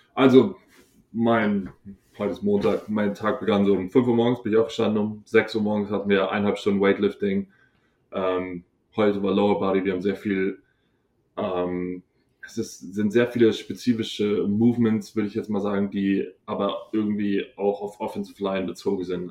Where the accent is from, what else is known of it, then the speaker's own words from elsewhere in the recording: Hohenbrunn, Bavaria, Germany; moved away as an adult; ich bin aus Hohenbrunn